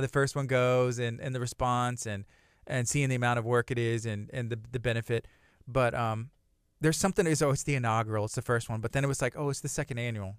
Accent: La Marque, Texas, United States; growing up in Lamarck

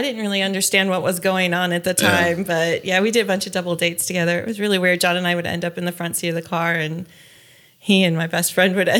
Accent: West Palm Beach, Florida, United States; now in Murphy, North Carolina, United States; I grew up in West Palm Beach, Florida, and then moved to the beautiful mountains of Smoky Mountains, Murphy, North Carolina. And we've been living there for a long time.

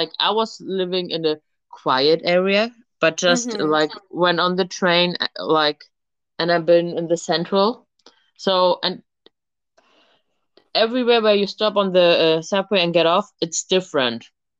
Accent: Germany; English is a second language; moved away as an adult; also born or lived in Austria / United States / London; I'm from Germany.

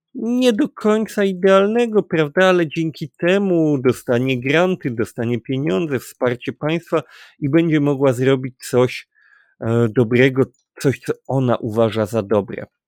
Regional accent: Kraków, Lesser Poland, Poland; my jesteśmy akurat z Krakowa

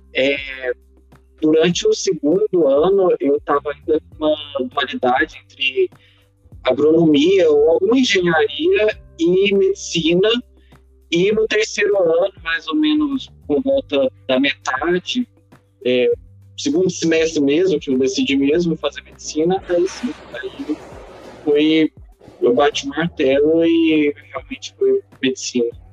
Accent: Uberlândia, Minas Gerais, Brazil; now in Patos de Minas, Brazil; eu nasci em Uberlândia, fui criado em Uberlândia, só que no final a gente acabou mudando para Patos.

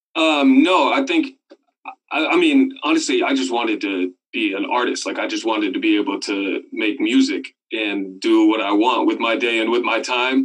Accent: Sebastopol, California, United States; also born or lived in Oakland, California; I grew up there from like five to eighteen

